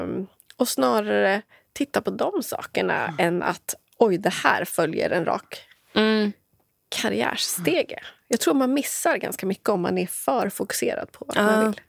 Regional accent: Motala, Östergötland, Sweden; moved away as an adult; also born or lived in Stockholm; Jag bodde i Motala där jag är uppvuxen

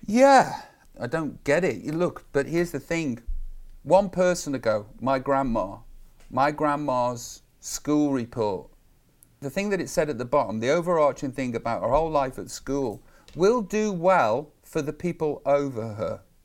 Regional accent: Stoke-on-Trent, West Midlands, United Kingdom; I'm just from Tunstall in Stoke on Trent

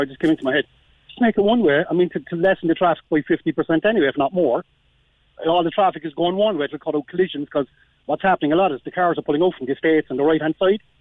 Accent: Ireland; I grew up in Harvey Road

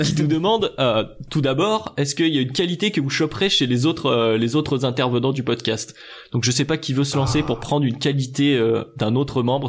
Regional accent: Lyon, Auvergne-Rhône-Alpes, France; now in Annecy, France; je vis actuellement à Annecy. Euh, je suis de Lyon à la base

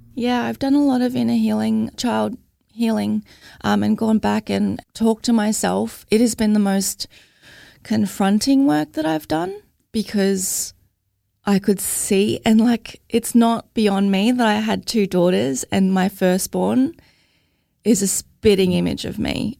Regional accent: Logan, Queensland, Australia; I'm from Logan.

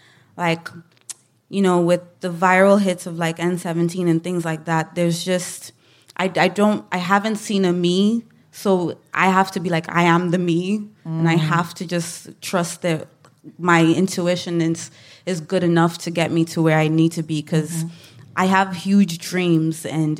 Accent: Ireland; obviously being Black, being Irish, living in Ireland. I think people don't know how to market me.

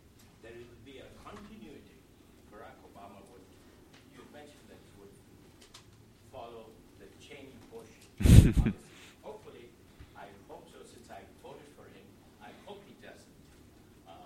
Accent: India; now in United States; I come from a foreign country. I'm from India.

